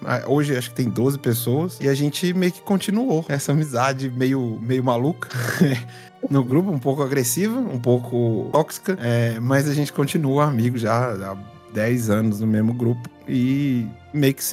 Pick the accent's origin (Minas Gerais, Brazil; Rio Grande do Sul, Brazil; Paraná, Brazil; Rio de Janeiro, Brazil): Minas Gerais, Brazil; João Monlevade; now in Belo Horizonte, Brazil